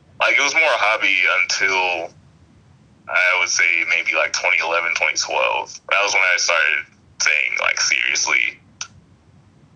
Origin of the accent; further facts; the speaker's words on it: Alabama, United States; also born or lived in Massachusetts; I was born in Massachusetts, raised in Alabama